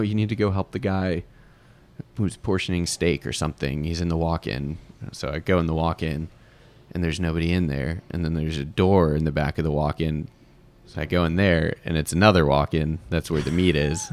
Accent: Sandy Springs, Georgia, United States; also born or lived in Pittsburgh; technically Sandy Springs, but kinda off Roswell Road, closer to Buckhead.

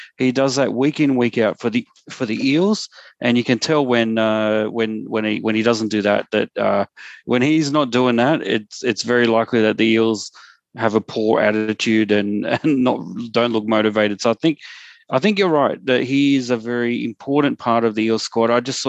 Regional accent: Queensland, Australia; But this year, I'm going for someone a bit unexpected as a Queenslander, someone who has been considered a bit of a villain in some circles, especially among the Titans fans.

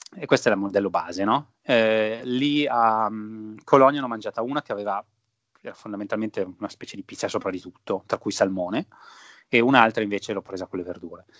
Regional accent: Piedmont, Italy; siamo dei Piemontesi

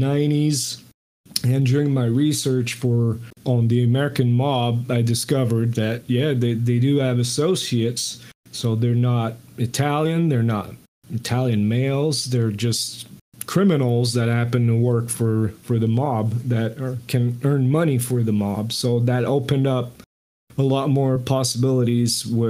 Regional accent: Montreal, Quebec, Canada; first language French; English is a second language; growing up in Montreal, Canada, I spoke only French

